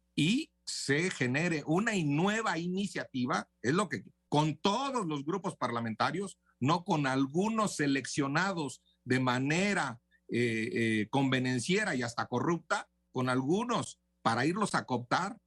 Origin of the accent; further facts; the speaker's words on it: Tamaulipas, Mexico; mi tierra, a Tamaulipas